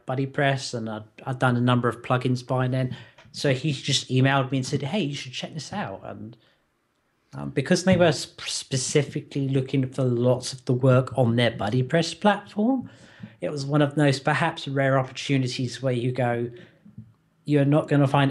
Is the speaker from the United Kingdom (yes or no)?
yes; United Kingdom; as a Brit